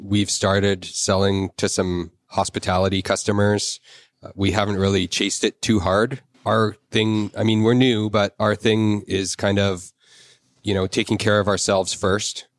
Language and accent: English; Victoria, British Columbia, Canada; moved away as an adult; also born or lived in Alberta; I grew up in Victoria.